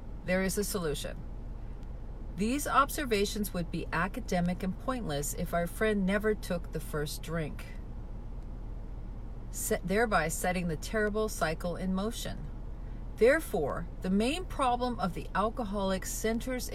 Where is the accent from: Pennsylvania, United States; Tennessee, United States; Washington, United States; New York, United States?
Washington, United States; Spokane; now in Palm Springs, United States; back home, I'm from Spokane, Washington